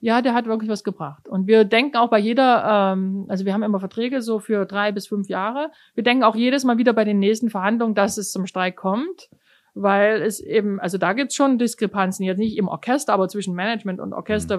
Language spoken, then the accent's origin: German; Germany; accent: German; moved away as an adult; now in New York, United States; jeder gleich merkt, dass ich von Deutschland komme